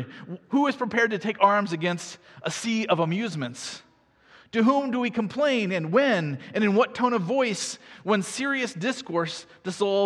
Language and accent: English; Iowa, United States; I grew up in Iowa.